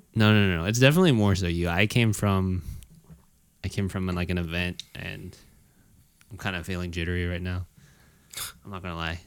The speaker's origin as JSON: {"language": "English", "country": "United States", "tie": "born or raised there", "said": "I was born in America."}